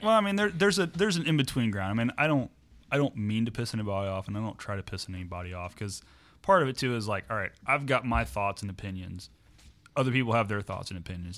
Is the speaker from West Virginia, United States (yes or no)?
no; Morrow, Ohio, United States; I grew up in Morrow.